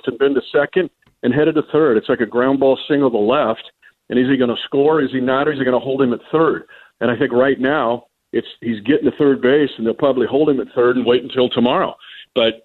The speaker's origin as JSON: {"language": "English", "country": "United States", "tie": "born or raised there", "said": "I grew up in the Kansas-Nebraska border"}